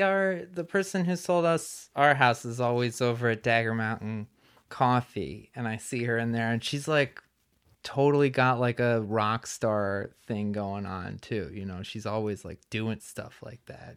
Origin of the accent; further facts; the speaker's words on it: New Jersey, United States; I'm from New Jersey